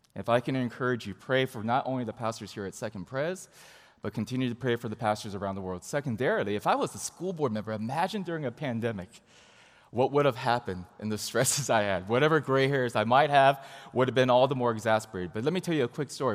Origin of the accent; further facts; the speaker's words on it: Huntington Beach, California, United States; I grew up in Southern California, in Huntington Beach specifically